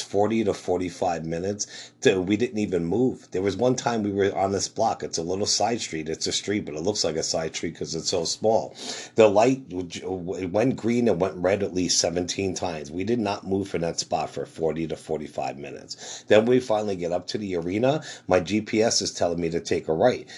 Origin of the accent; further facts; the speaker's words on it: New Jersey, United States; I'm from Jersey